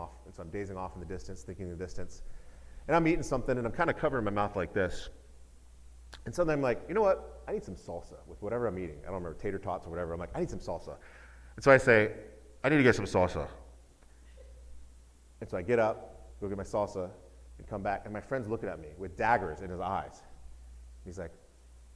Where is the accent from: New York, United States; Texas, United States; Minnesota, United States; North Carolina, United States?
Texas, United States; I was born in Texas, and so it's just part of my blood